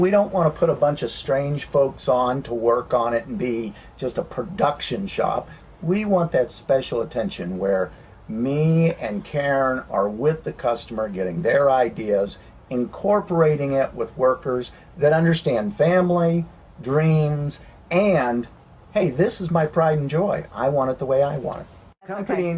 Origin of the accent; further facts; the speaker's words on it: Tennessee, United States; As we say in Tennessee